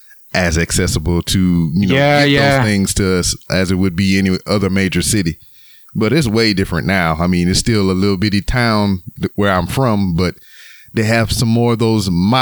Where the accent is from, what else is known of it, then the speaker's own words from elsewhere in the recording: Louisiana, United States; now in Texas, United States; here in the States where I currently live in Texas, but I was born and raised in Louisiana, which, you know, from where I sit to where I was born is a 2.5-hour drive.